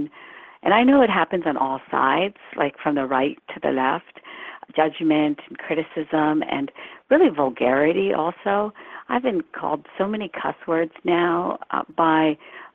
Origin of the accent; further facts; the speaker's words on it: Morgantown, West Virginia, United States; English is a second language; moved away as an adult; also born or lived in Bombay, India / Washington, D.C.; I grew up then in Morgantown, West Virginia